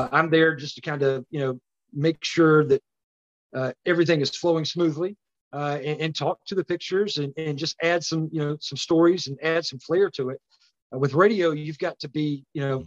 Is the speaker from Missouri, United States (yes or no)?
no; Batesburg-Leesville, South Carolina, United States; growing up in Batesburg, Leesville